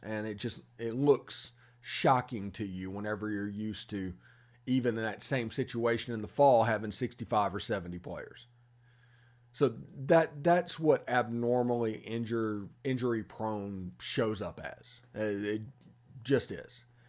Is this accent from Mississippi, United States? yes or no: yes; Mississippi, United States; you can tell I'm from Mississippi